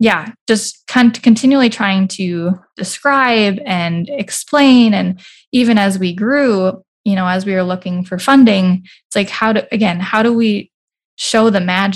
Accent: Bismarck, North Dakota, United States; also born or lived in Minneapolis, Minnesota; my background is I grew up in Bismarck, but then I went to the Twin Cities for college

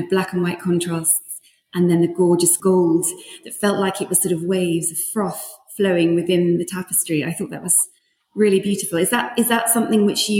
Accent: London, United Kingdom; moved away as an adult; also born or lived in Sweden; growing up in London and then spending most of my adult life in Sweden

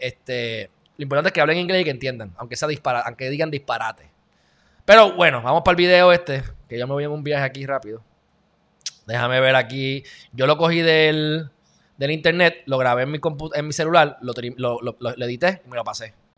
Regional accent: Puerto Rico; soy puertorriqueño

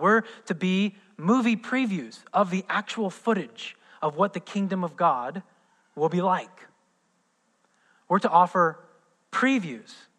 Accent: Midwest, United States; moved away; I'm from the Midwest

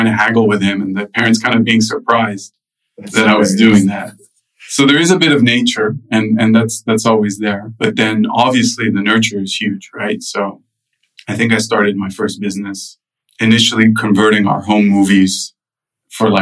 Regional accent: United States; also born or lived in Lebanon; I grew up in the U.S., but I went to a French school

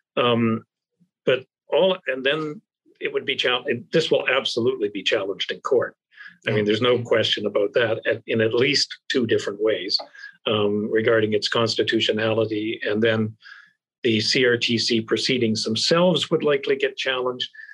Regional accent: Canada; I've flashed my Canadian passport so you know I'm a Canadian guest

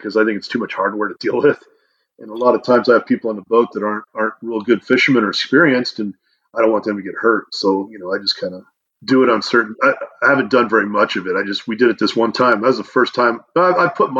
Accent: Newport Beach, California, United States; also born or lived in Colorado; I grew up fishing in Newport Beach. I grew up off the coast there

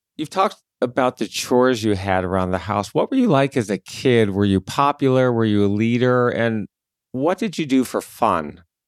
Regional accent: Michigan, United States; I grew up in Michigan

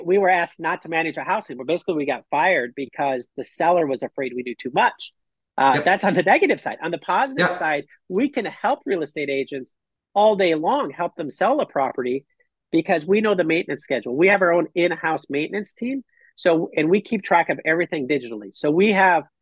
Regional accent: Minnesota, United States; now in Costa Rica; I'm from Minnesota

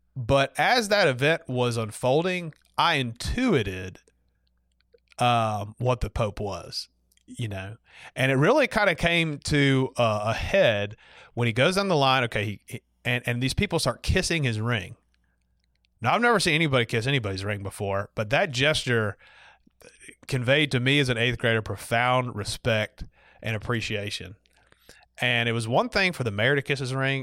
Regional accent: Montgomery, Alabama, United States; growing up in Montgomery, I only knew so much of the Catholic world

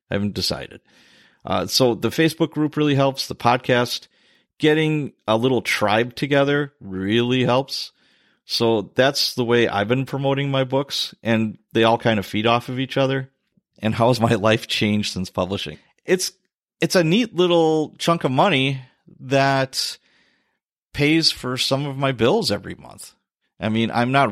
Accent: Chicago, Illinois, United States; Top cities was Chicago, my hometown, Milwaukee, not too surprising

